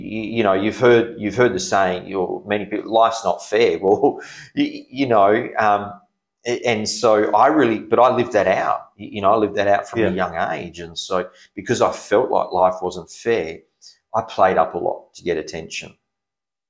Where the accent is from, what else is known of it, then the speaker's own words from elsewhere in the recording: Perth, Western Australia, Australia; I was born in Perth, yes. Okay. Yes, born in Perth.